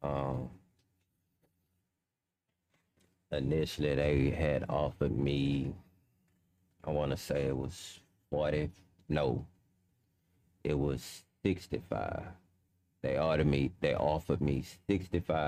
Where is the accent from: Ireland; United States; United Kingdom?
United States; Houston, Texas; also born or lived in Louisiana / California; I was born in Fifth Ward. I stayed in Fifth Ward when I was a baby, and then I moved to Lakewood, and then I grew up in Lakewood